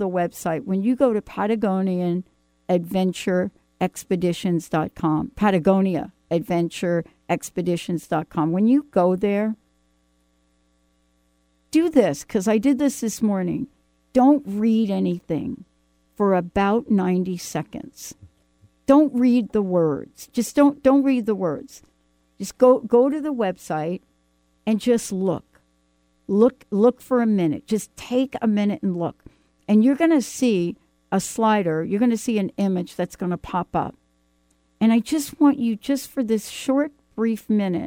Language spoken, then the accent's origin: English; New York City, New York, United States; now in Pacific Northwest, United States; I'm a girl from the Bronx